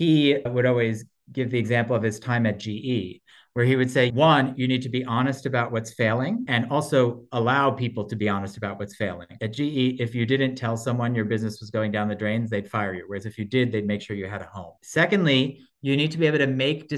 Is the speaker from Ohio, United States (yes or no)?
no; New Jersey, United States; accent: Brooklyn; also born or lived in New York City, New York; Born in New York, but grew up in New Jersey